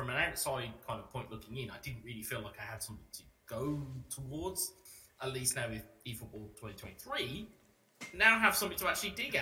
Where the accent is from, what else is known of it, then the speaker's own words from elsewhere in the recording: Birmingham, West Midlands, United Kingdom; my hometown of Birmingham